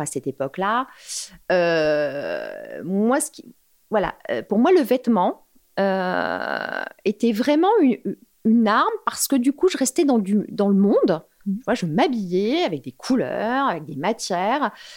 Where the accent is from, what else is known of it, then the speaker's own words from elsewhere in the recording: Paris, Île-de-France, France; je suis une Parisienne